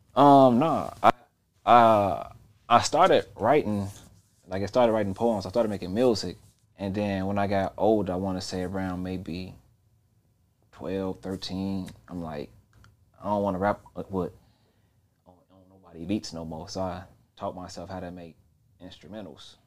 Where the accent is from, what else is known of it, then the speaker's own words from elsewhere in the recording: Chicago, Illinois, United States; I was from the West Side.